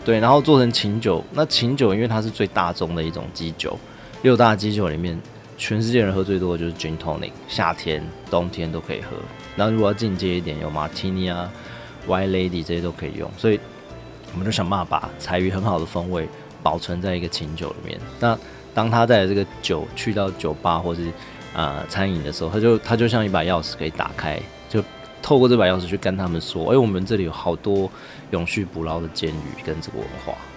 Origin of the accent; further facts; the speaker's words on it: Hualien, Hualien County, Taiwan; 像我自己是在花莲长大，我在七星潭玩的时候，只会看到海面上有一些网子跟浮丘